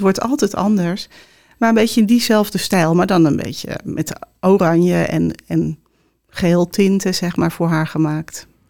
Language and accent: Dutch; Heerhugowaard, North Holland, Netherlands; also born or lived in Amsterdam / Obdam; mijn opa zat altijd langs de waterkant te vissen in Herengewaard, waar ik vandaan kom